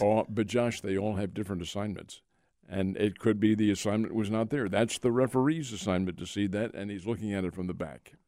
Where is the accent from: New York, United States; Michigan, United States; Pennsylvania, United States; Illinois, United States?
Pennsylvania, United States; Philadelphia; moved away; Philadelphia is my hometown, and the Phillies were my boyhood team. Now, I've been away from there for half a century